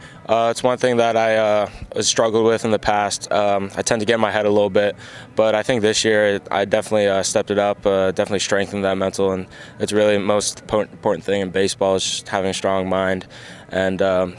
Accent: Arizona, United States; I'm from Arizona, so I'm kind of used to it a little bit.

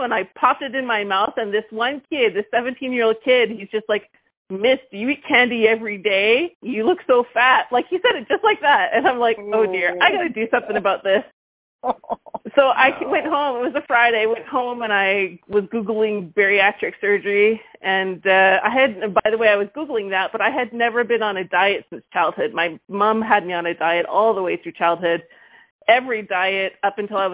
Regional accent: Vancouver, British Columbia, Canada; now in Quebec, Canada; I'm from Vancouver, but landed in Quebec

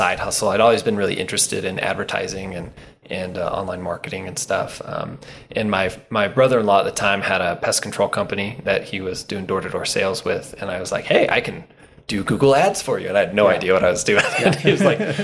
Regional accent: Utah, United States; also born or lived in California; now in North Ogden, United States; I was born in California, moved here when I was really little to Utah County, and spent most of my life down there.

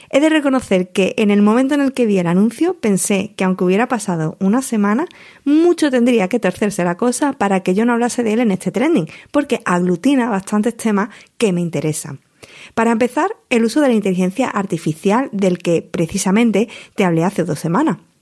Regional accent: Huelva, Andalusia, Spain; accent: Andalusian; Ya venías de Huelva, como era mi caso

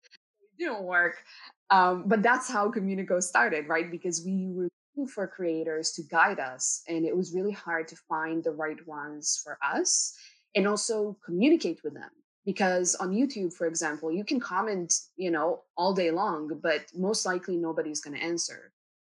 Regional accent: Israel; moved away as an adult; now in Canada; that's why we moved to Canada from Israel, both me, my wife, and our dog, because I wanted to go and study film

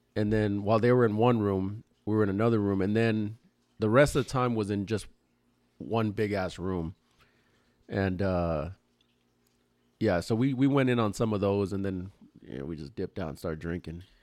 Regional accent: Los Angeles, California, United States; we're from L

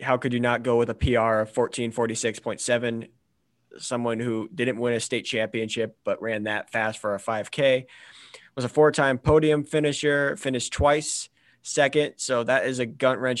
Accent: Bellingham, Washington, United States; I grew up in Bellingham

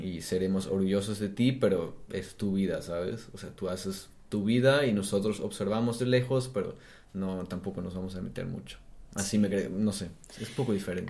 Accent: Germany; Spanish is a second language; also born or lived in Mexico / Brazil; now in Berlin, Germany; yo como soy alemán

